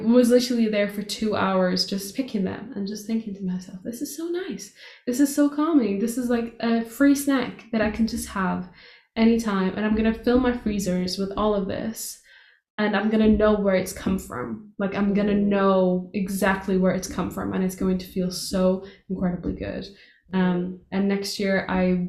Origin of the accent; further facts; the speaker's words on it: Portugal; moved away; that's exactly how I grew up in Portugal